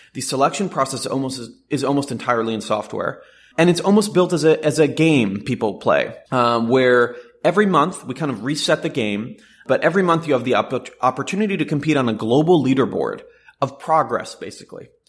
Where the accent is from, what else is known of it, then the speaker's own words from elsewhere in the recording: Jerusalem, Jerusalem District, Israel; moved away as an adult; now in Silicon Valley, United States; I was born in Jerusalem to an Orthodox Jewish family, and I came out to Silicon Valley to start a company really on a whim.